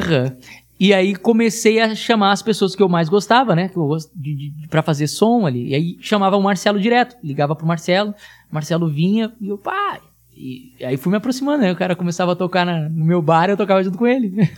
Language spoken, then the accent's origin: Portuguese; Tramandaí, Rio Grande do Sul, Brazil; A gente nasceu na mesma cidade, somos de Tramandaí, Rio Grande do Sul, litoral gaúcho